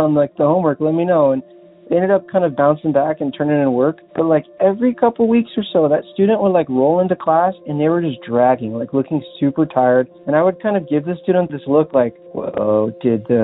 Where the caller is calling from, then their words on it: Los Angeles, California, United States; I'm calling from Los Angeles